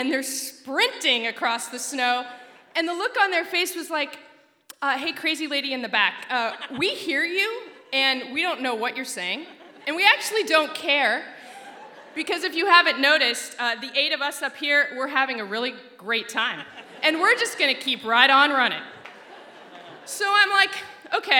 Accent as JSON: {"language": "English", "region": "Alaska", "country": "United States", "tie": "born or raised there", "said": "I grew up in Alaska"}